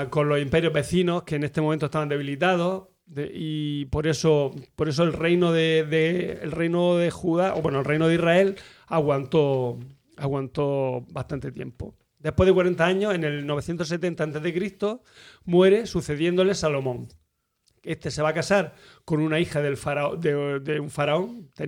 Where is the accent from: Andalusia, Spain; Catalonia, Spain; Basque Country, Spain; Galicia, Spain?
Andalusia, Spain; Almería; also born or lived in Barcelona; nací en Almería, pero ah, de los dos a los siete años viví en Barcelona.